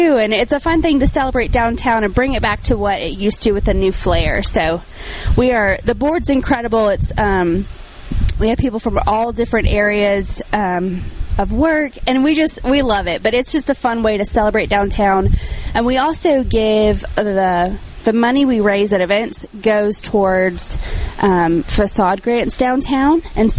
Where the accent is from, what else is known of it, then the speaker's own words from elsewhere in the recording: Nashville, Tennessee, United States; I'm from Nashville, so I know a little bit of humidity